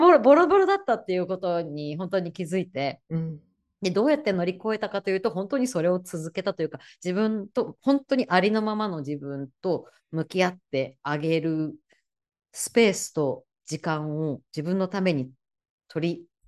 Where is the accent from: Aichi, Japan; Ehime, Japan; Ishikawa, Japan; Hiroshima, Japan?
Ishikawa, Japan; Kanazawa; now in New York, United States; 私は石川県金沢市出身なので